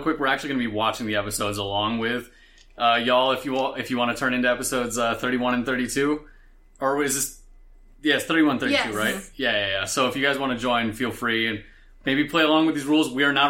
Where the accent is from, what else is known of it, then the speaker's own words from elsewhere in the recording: East Coast, United States; moved away; I'm from the East Coast originally